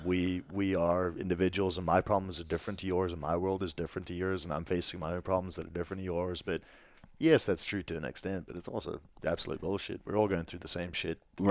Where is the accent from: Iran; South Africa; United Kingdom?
South Africa; moved away; growing up in South Africa